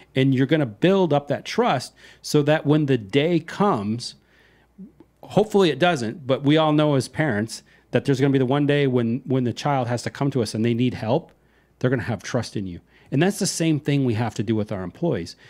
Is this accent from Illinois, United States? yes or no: no; Iowa, United States; now in Texas, United States; I'm not from the heart of Texas. I'm from Iowa